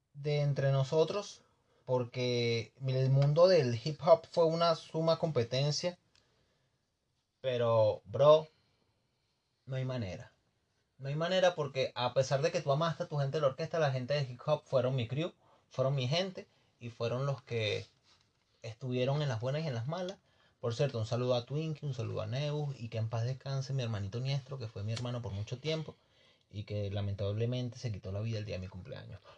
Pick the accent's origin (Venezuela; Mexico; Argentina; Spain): Venezuela; moved away as an adult; yo cuando me fui de Venezuela